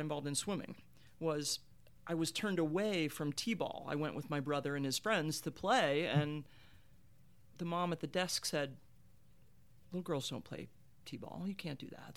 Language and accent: English; Marietta, Ohio, United States; I grew up in Marietta, Ohio